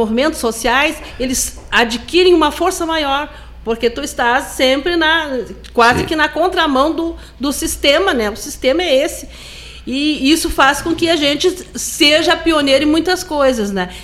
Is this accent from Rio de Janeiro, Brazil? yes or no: no; Porto Alegre, Rio Grande do Sul, Brazil; moved away; also born or lived in Pelotas